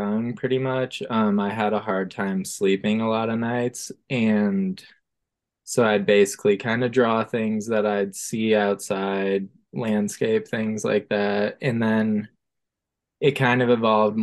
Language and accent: English; Boulder, Colorado, United States; moved away as an adult; also born or lived in Denver, Colorado / Santa Barbara, California; now in Los Angeles, United States; I'm an artist from Boulder, Colorado